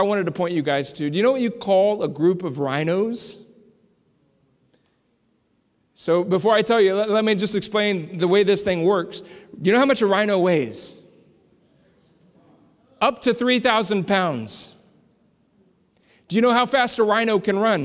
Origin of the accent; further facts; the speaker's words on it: San Antonio, Texas, United States; now in Southern Indiana, United States; I grew up in San Antonio, Texas, where they train a lot of military folks